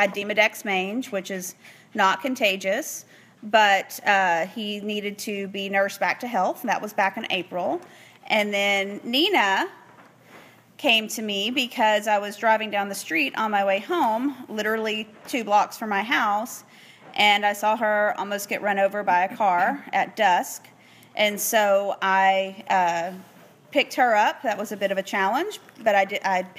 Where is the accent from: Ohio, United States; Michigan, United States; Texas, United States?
Texas, United States; Northeast; moved away as an adult; now in Houston, United States; I am originally from Northeast Texas